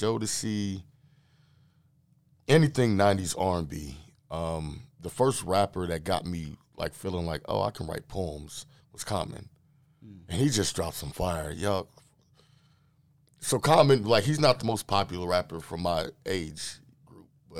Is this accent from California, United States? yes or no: yes; Los Angeles, California, United States; moved away; also born or lived in Dallas; I'm originally from South Central Los Angeles